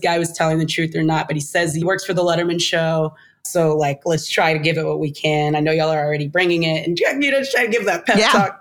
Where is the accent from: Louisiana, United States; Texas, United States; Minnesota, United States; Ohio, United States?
Texas, United States; I'm coming from Texas in a city where I've been scammed my whole life on and off